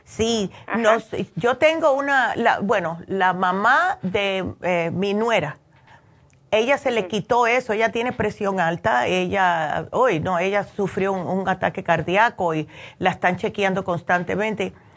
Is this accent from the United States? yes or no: yes; United States; moved away; also born or lived in New Jersey; yo me crié en Nueva York y en New Jersey, que siempre llueve